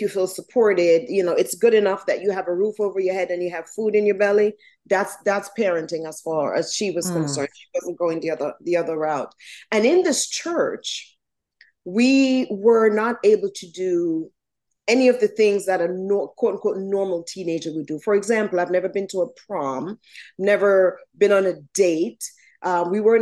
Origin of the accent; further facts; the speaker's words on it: Jamaica; now in United States; So I was born in Jamaica, West Indies. I was raised by my grandmother and step-grandfather, and my parents were here in the States